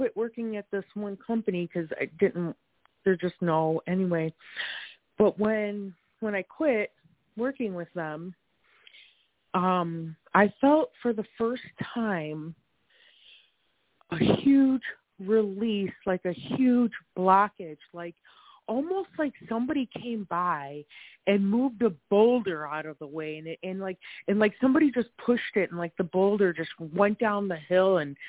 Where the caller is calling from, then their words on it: Wisconsin, United States; I'm in Wisconsin right now.